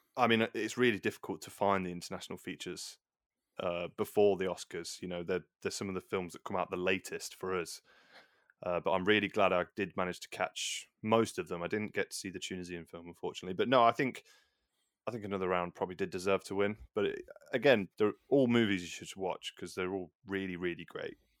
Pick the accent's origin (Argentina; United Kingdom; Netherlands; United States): United Kingdom; England; we're both English